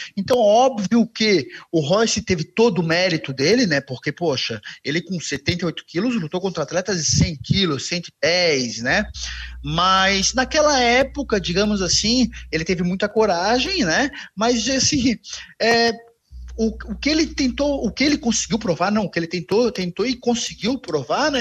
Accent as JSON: {"language": "Portuguese", "town": "Florianópolis", "region": "Santa Catarina", "country": "Brazil", "said": "um bom manezinho"}